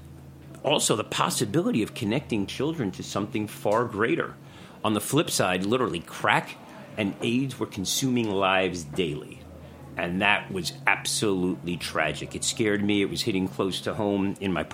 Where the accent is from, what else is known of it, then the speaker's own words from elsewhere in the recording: New York City, New York, United States; I'm a Bronx boy, so I come from the Bronx